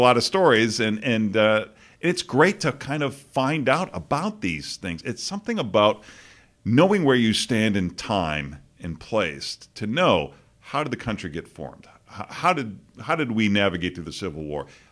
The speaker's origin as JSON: {"language": "English", "town": "Boston", "region": "Massachusetts", "country": "United States", "tie": "born or raised there", "moved": "yes", "said": "growing up in Boston and, you know, you have no perspective as a kid and I'd never been anywhere else"}